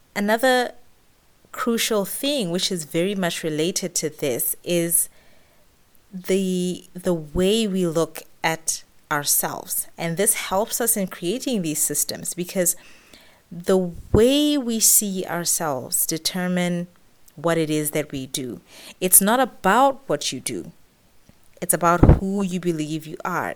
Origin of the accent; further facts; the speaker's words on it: Botswana; moved away as an adult; now in Middle East; I've run businesses in the Middle East where I've lived for the past 10 years, as well as in my home country, Botswana